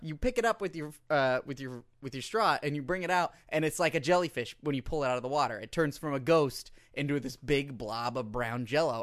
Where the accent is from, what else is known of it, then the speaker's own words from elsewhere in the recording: United States; as an American